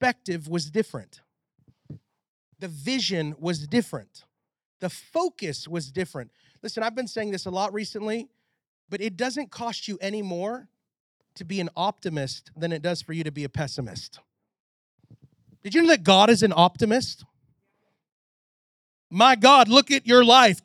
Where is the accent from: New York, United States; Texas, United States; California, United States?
Texas, United States; I'm from Texas